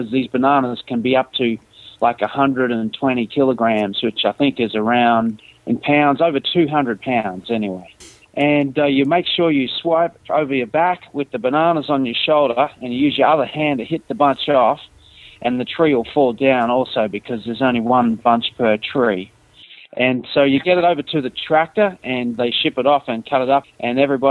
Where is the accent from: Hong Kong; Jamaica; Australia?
Australia; also born or lived in far north Queensland; I'm from Australia and I play honk stomp Aussie swamp music